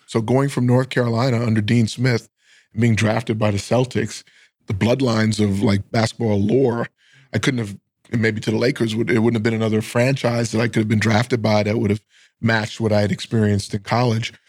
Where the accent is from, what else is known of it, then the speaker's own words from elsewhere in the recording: Bahamas; moved away; I grew up in the islands of the Bahamas, which is off the coast of Miami.